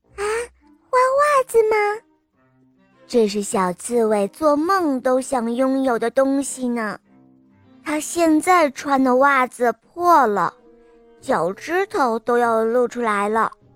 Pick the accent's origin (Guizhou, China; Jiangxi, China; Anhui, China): Jiangxi, China; 我来自江西，我五岁了